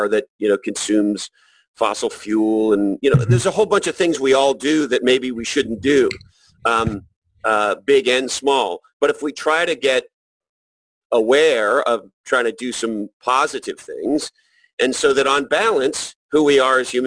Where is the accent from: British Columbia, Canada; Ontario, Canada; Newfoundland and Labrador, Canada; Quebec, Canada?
Quebec, Canada; Montreal; I grew up in Montreal, Canada, and I went to school in the subway